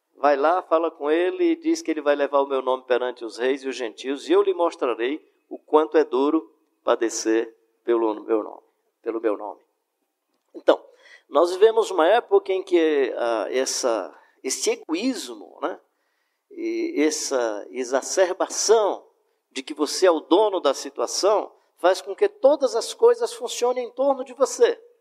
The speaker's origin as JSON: {"language": "Portuguese", "town": "Fortaleza", "region": "Ceará", "country": "Brazil", "said": "eu sou de Fortaleza"}